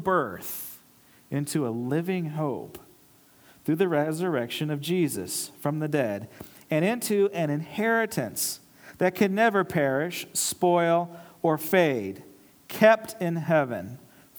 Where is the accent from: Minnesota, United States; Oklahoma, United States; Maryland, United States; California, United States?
California, United States; Los Angeles; moved away as an adult; also born or lived in Charleston, South Carolina; I'm from Los Angeles